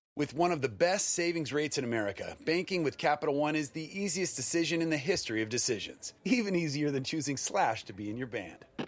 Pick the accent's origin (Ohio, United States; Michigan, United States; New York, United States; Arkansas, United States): New York, United States; New York City; you and I both grew up here in New York City.